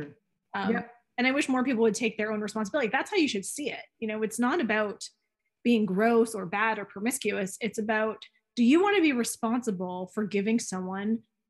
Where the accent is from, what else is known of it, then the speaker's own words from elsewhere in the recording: Canada; we're Canadian and we grow up with a certain social responsibility inherently in us.